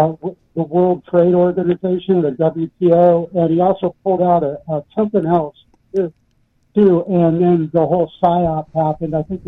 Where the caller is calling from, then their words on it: Idaho, United States; … from Idaho, ….